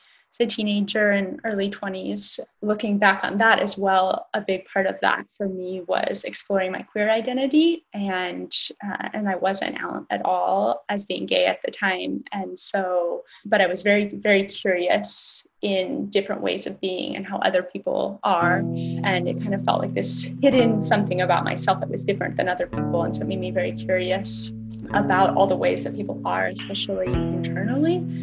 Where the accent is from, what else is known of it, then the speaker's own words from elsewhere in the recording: Portland, Oregon, United States; I grew up in Portland